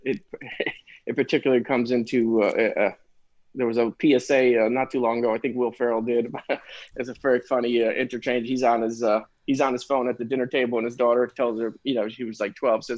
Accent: Connecticut, United States; moved away as an adult; now in New Orleans, United States; I was born up in the Northeast. I grew up in Connecticut, spent my whole life in the Northeast

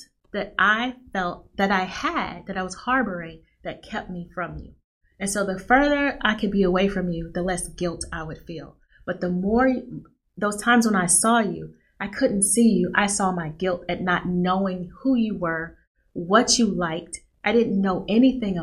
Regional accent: Nashville, Tennessee, United States; moved away; I'm from Nashville, Tennessee. Went home for Christmas

